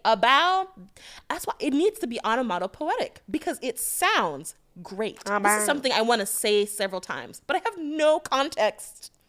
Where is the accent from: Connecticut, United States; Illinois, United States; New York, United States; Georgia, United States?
Connecticut, United States; I was raised in Connecticut. That's why I did my boarding school.